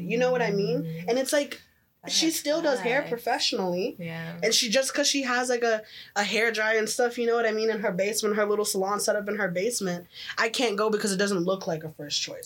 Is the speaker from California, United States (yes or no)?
no; Memphis, Tennessee, United States; now in Oakville, Canada; I came from the hood, the ghetto. I was from Memphis